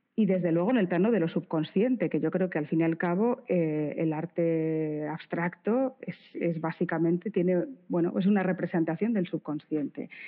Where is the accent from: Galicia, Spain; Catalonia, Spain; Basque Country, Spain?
Basque Country, Spain; Bilbao; soy de Bilbao